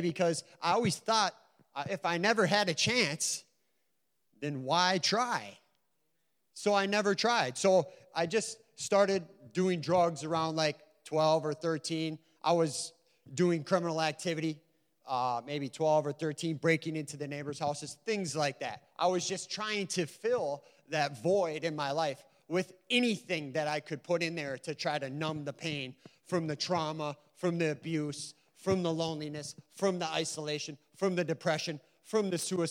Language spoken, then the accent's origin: English; Stacy, Minnesota, United States; also born or lived in Sartell, Minnesota; now in St. Cloud, United States; I'm from Sartell or St. Cloud. I've lived there for 11 years now. I grew up in Stacy, Minnesota.